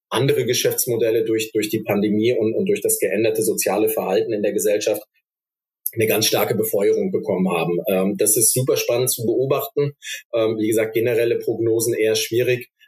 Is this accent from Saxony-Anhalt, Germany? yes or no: no; Stuttgart, Baden-Württemberg, Germany; weil hier gerade als Stuttgarter kann ich das sagen.